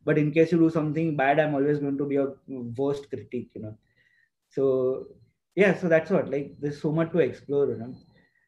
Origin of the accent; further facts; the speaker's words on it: Navsari, Gujarat, India; moved away as an adult; now in Ahmedabad, India; we went back to Navsari, my hometown.